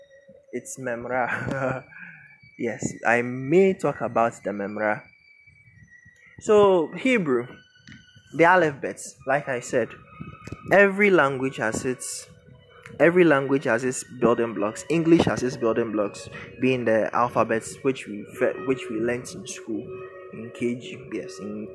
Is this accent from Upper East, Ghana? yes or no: no; Ashanti, Ghana; first language Twi; English is a second language; I was raised in the Ashanti region.